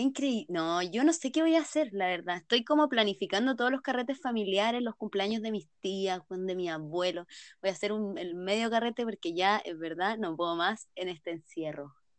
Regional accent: San Felipe, Valparaíso, Chile; soy de San Felipe, somos de Chile

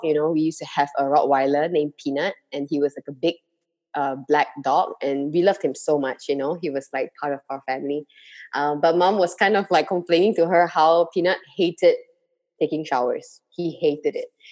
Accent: Malaysia

